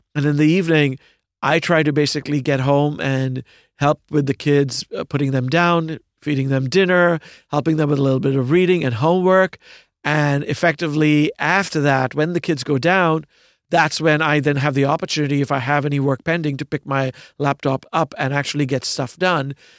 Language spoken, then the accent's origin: English; Pune, Maharashtra, India; moved away as an adult; also born or lived in United States; now in New York City, United States; I was born in India, uh, in a, uh, in a city called, of a few million people called Pune